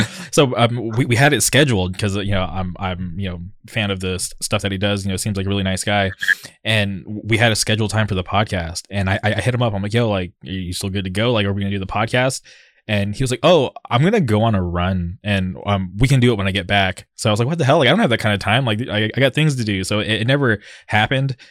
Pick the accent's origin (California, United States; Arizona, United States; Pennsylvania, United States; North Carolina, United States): California, United States; Southern; here I am from Southern California